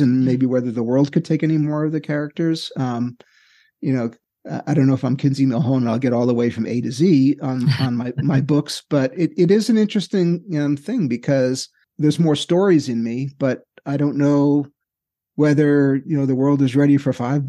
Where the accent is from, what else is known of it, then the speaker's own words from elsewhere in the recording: New York City, New York, United States; I grew up in Queens.